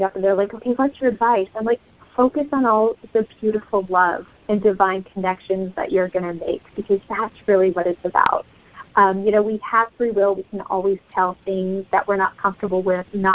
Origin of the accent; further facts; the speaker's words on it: Brazil; moved away; I grew up in Brazil.